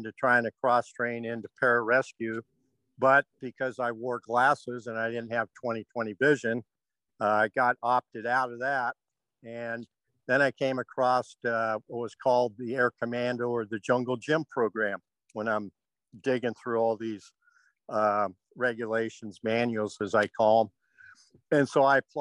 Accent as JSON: {"language": "English", "town": "Silverdale", "region": "Washington", "country": "United States", "tie": "born or raised there", "moved": "as an adult", "said": "I grew up in Washington State over in a place called Little Silverdale, Washington, not much littler anymore"}